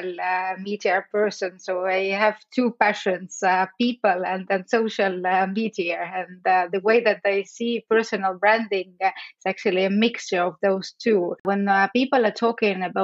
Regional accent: Estonia; I come from Estonia

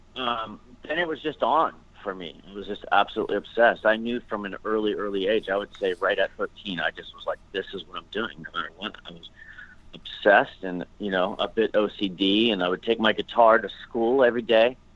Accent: Dover, Pennsylvania, United States; I grew up in Pennsylvania in a small little town called Dover, Pennsylvania

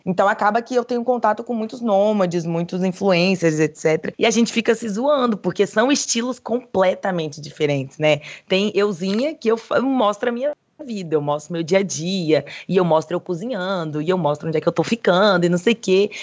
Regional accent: Brazil; now in Thailand; sou brasileira

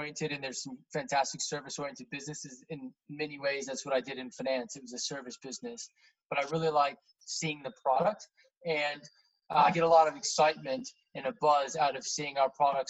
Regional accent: Indianapolis, Indiana, United States; moved away as an adult; also born or lived in New York City; now in United Kingdom; I grew up in Indiana, sort of middle America, the Midwest, yeah. About 3 hours south of Chicago. That was the biggest city near where I grew up. And the city I grew up in was about 1 million people, but very spread out. So it wouldn't feel like a 1 million person city if you went to visit it, in a place called Indianapolis.

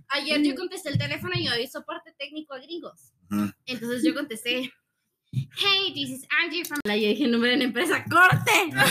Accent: Guatemala City, Guatemala Department, Guatemala; Recalcando que soy la única de la Capi

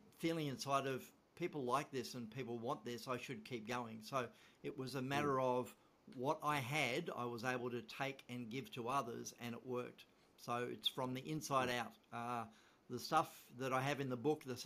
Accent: Tasmania, Australia; moved away as an adult; also born or lived in Sydney, Australia; now in Victoria, Australia; I am from Tasmania

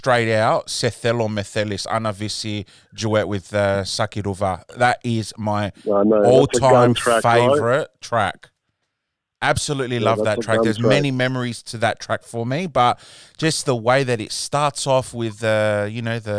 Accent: Australia; my podcast is all about, you know, Greeks music. Growing up in Australia

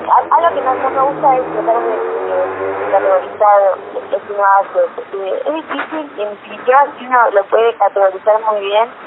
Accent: Colombia; now in Argentina; la verdad es que crecimos en Colombia, que eh, ahí empecé, ahí empecé a, conocer cómo era una banda, eh, y cuando volví acá

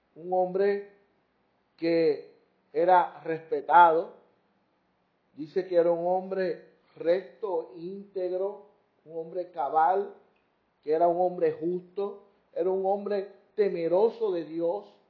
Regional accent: Puerto Rico; como decimos aquí en Puerto Rico

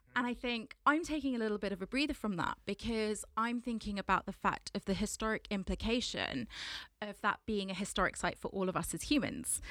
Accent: London, United Kingdom; I am a Londoner, born and raised from Southwest London

